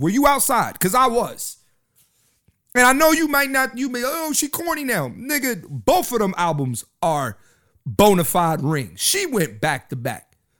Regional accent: Philadelphia, Pennsylvania, United States; I'm from Philly. I live in Philly

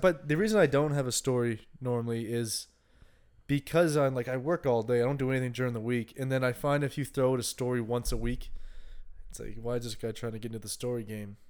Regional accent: Canada; moved away; I was from the East Coast

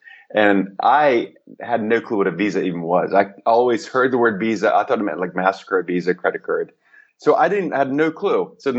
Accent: New York, United States; And I came from New York. So we had our pockets. The Greek pocket was in Astoria.

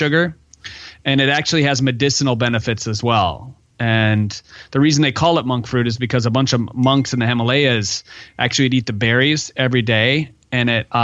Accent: Michigan, United States; I'm from Michigan

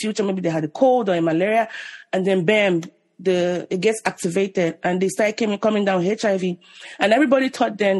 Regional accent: Nigeria; moved away as an adult; also born or lived in Ibadan, Nigeria; now in United States; I was born in Nigeria in the 80s. And I left when I was 25

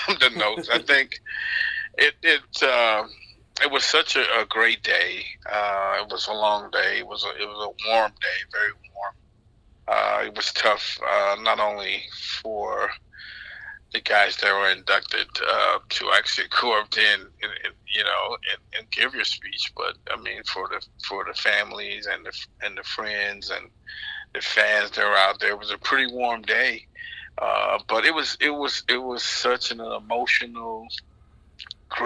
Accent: Florida, United States; growing up in Florida

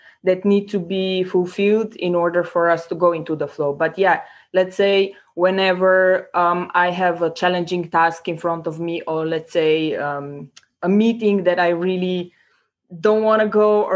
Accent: Slovenia; now in Prague, Czech Republic; I come originally from Slovenia. Currently, I'm located in Prague

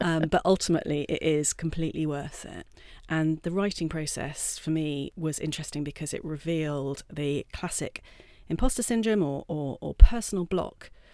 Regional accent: Wiltshire, South West England, United Kingdom; moved away as an adult; also born or lived in Durham; I'm from Wiltshire, originally.

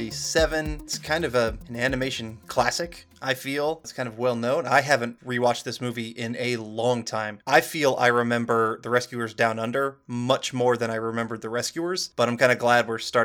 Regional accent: United States; I'm American.

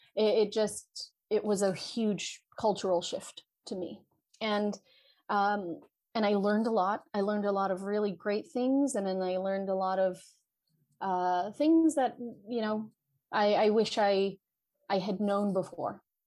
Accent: Vallejo, California, United States; born and raised in Vallejo, California

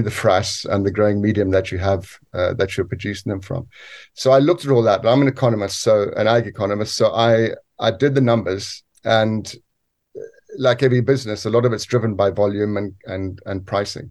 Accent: Zambia; moved away as an adult; also born or lived in South Africa; now in United Kingdom; what essentially was my home country

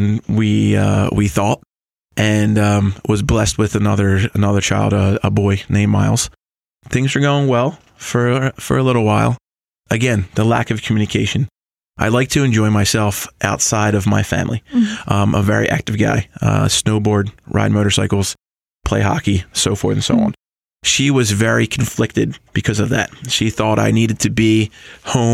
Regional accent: United States; I was from Delaware County

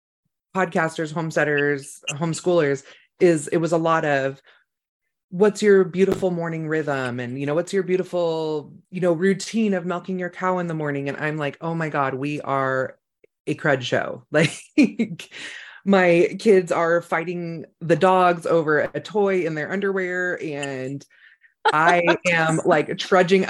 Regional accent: Sonoma County, California, United States; I grew up in Sonoma County

